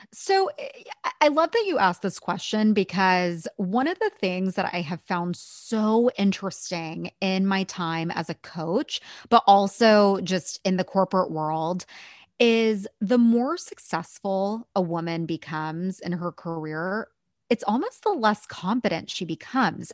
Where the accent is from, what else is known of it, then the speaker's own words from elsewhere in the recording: Bay Area, California, United States; I grew up in the Bay Area